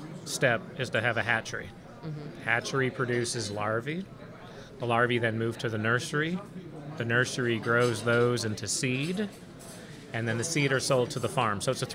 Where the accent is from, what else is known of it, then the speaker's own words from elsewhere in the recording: Canada; also born or lived in Montreal, Canada / Toronto, Canada / Grand Isle, Louisiana; now in Louisiana, United States; I grew up in Montreal and Toronto